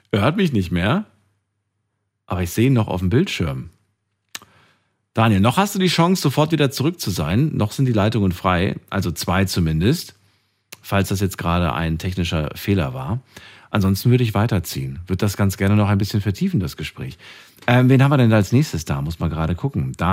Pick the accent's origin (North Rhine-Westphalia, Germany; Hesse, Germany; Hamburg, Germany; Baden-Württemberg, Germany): Baden-Württemberg, Germany; Mannheim; Aus Mannheim.